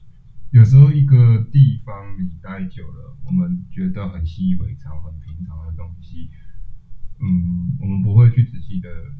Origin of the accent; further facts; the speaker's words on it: Taipei, Taiwan; 身为一个台北人